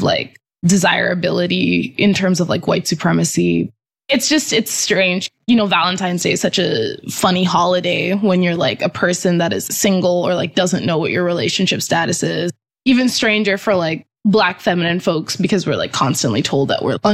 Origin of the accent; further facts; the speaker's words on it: U.S. Virgin Islands; now in Boston, United States; We're like an American-owned island. We're like a colony of the United States.